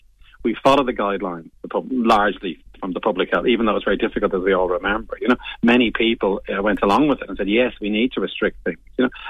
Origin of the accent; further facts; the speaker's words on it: Bray, Leinster, Ireland; I'm from Bray County, Wicklow, you see. And it was the Wicklow Mountain got my imagination.